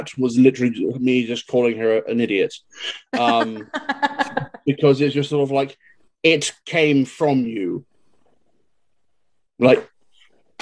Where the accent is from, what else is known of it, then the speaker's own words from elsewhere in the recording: England, United Kingdom; I come from England, we are quite well taught